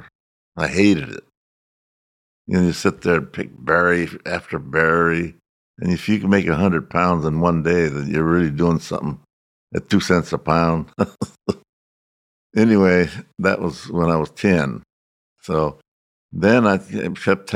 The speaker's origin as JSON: {"language": "English", "area": "Russian River Valley, Sonoma County", "region": "California", "country": "United States", "tie": "born or raised there", "second_language": "English"}